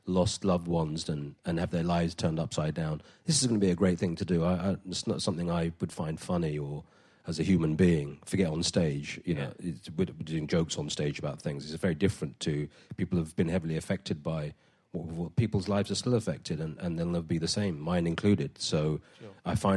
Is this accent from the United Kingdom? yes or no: yes; London, United Kingdom; I'm Indian of heritage, but born in London. I'm a North London working-class man, boy then